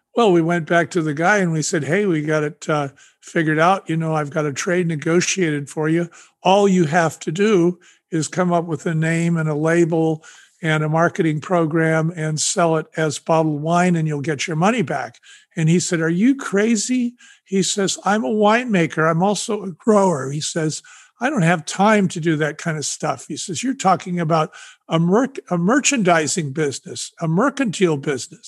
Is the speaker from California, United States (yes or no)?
yes; San Francisco, California, United States; also born or lived in Sonoma County, California; I'm from San Francisco, California